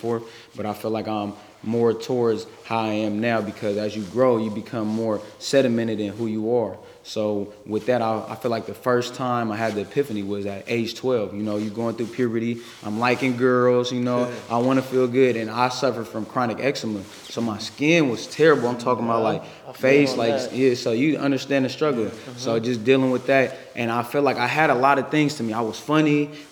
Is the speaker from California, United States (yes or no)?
yes; San Francisco, California, United States; I grew up in the city. I grew up on Hayden Webster. That's Page Street. And then at 11, I moved to Hunters Point, lived on Garlington.